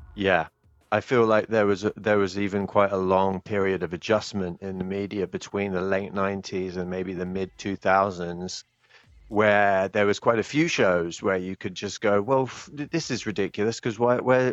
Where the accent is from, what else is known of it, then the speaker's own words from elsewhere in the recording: United Kingdom; also born or lived in Japan; now in Manchester, United Kingdom; as a British guy who has uh, lived abroad for a significant amount of time